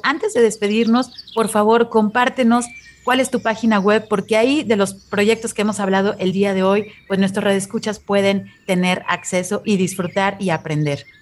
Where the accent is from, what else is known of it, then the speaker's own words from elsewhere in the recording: Mexico; nos da identidad a nosotros como cultura mexicana